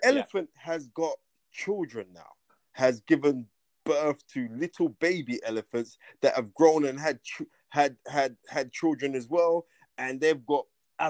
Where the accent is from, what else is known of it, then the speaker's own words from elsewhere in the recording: United Kingdom; I'm actually British